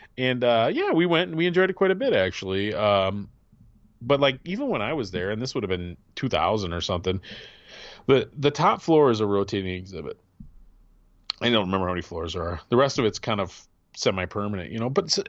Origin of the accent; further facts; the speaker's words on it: Midwest, United States; me being a Midwesterner, I mean, I couldn't even tell you how many times I've been through Ohio